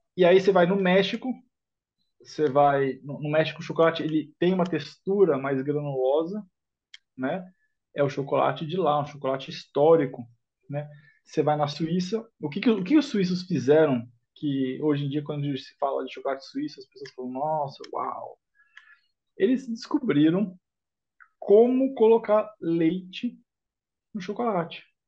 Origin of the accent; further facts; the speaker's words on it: São Paulo, Brazil; Eu sou nascido em São Paulo